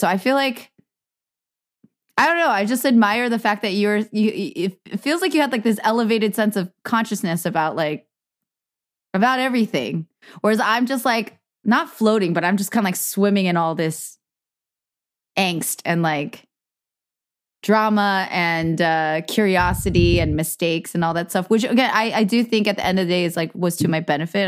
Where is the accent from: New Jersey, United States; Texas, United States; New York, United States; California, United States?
California, United States; Cupertino; I grew up in Cupertino